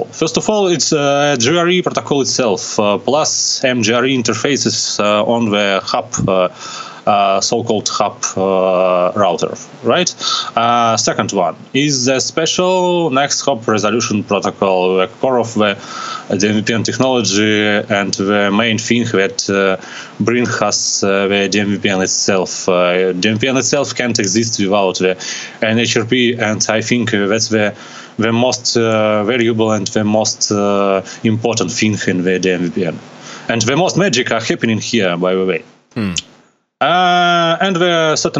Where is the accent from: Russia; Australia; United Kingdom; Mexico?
Russia; from Russia